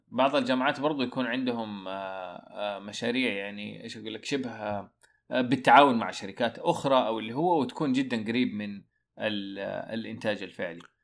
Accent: Saudi Arabia; عندنا في السعودية

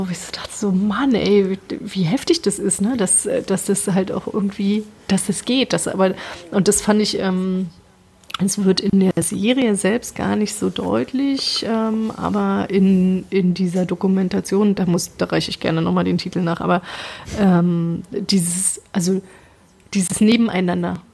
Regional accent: New York, United States; born there; Ich bin in New York geboren, ich bin US-Amerikaner, aber ich, ich, kann kein Englisch, irgendwie musste das erstmal lernen.

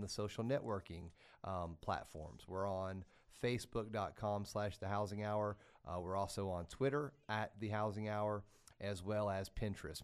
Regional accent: Oak Ridge, Tennessee, United States; I'm from Oak Ridge, Tennessee. That's where I was born and raised

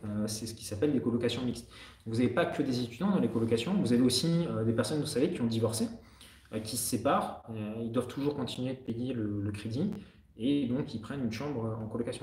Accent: France; accent: French; also born or lived in Canada; J'ai toujours mon accent français

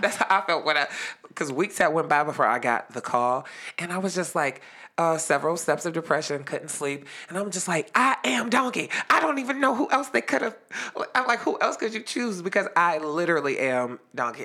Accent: Youngstown, Ohio, United States; Youngstown, Ohio

